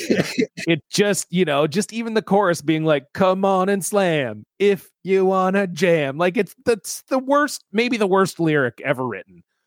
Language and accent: English; Ontario, Canada; I grew up in Ontario